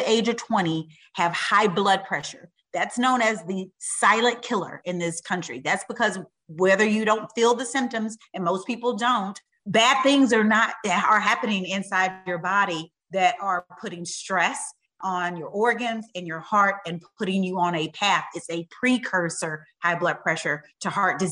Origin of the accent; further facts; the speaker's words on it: Utica, Mississippi, United States; I grew up in Mississippi, in a little bitty teeny town called Utica